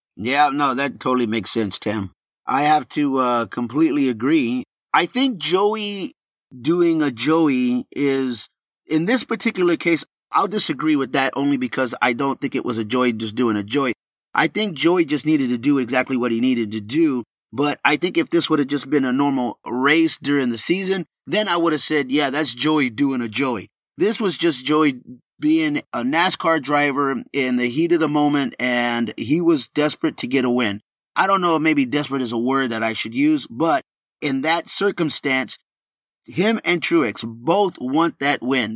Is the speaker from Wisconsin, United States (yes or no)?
no; Texas, United States; born or raised there